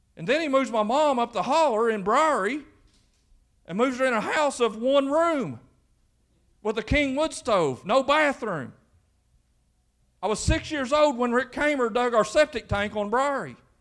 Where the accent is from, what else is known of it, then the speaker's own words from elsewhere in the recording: Quincy, Kentucky, United States; growing up in Quincy, Kentucky